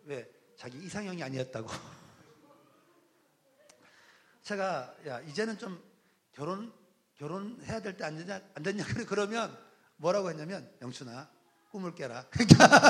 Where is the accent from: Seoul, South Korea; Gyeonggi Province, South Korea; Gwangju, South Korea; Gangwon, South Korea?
Gangwon, South Korea; Jeongseon; 저의 고향이 어딘가 하면 강원도 정선 어, 사북이라는 곳입니다.